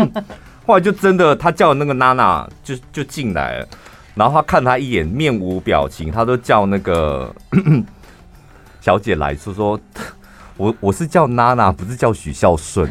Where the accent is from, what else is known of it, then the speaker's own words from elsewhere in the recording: Taichung, Taiwan; 我从小在那边长大，所以台中天津路跟大雅路口那边